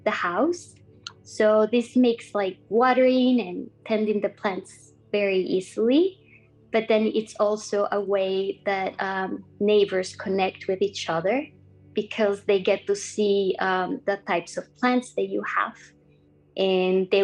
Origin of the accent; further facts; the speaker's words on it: Costa Rica; now in Vancouver, Canada; I grew up in Costa Rica in a small town surrounded by lots of green, coffee plantations and lush gardens